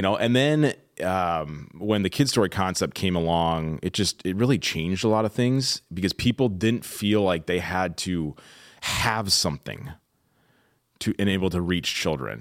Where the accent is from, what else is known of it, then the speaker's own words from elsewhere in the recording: Midwest, United States; now in Southern California, United States; growing up in the Midwest.